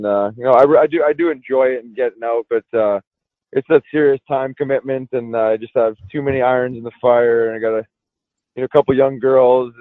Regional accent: Winnipeg, Manitoba, Canada; I grew up in Winnipeg, Manitoba

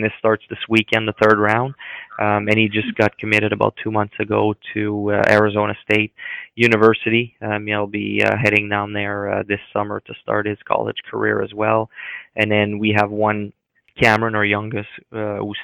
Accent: Montreal, Quebec, Canada; now in Philadelphia, United States; my hometown team that I watched growing up.

